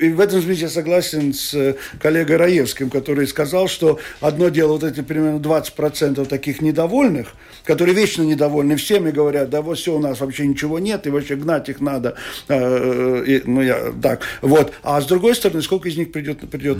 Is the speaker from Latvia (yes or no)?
yes; Riga, Latvia; now in Skulte, Latvia; я человек, который родился в Риге, всю жизнь прожил в Риге